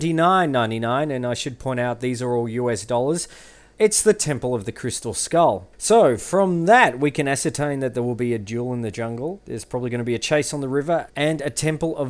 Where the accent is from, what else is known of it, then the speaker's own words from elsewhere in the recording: Geelong, Victoria, Australia; I hail from Geelong, Australia